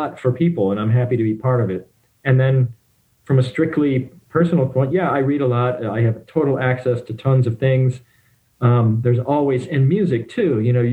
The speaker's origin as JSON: {"language": "English", "town": "Detroit", "region": "Michigan", "country": "United States", "tie": "born or raised there", "said": "I grew up in the Detroit, Ann Arbor area"}